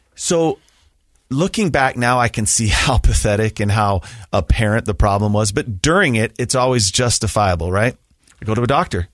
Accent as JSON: {"language": "English", "town": "Sandy", "region": "Utah", "country": "United States", "tie": "born or raised there", "also_born_or_lived": "Alpine, Utah", "said": "I grew up in the Sandy Draper area, attended Alta High School."}